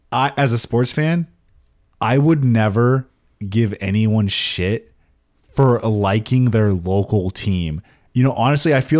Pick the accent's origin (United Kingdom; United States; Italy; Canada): United States; Denver, Colorado; I'm from Denver, so I'm a Broncos Broncos fan.